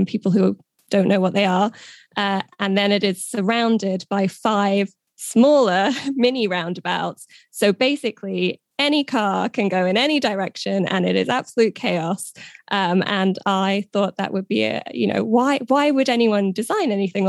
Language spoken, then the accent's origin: English; United Kingdom; also born or lived in Wiltshire; I'm UK-based. You might be able to tell from my accent. I'm British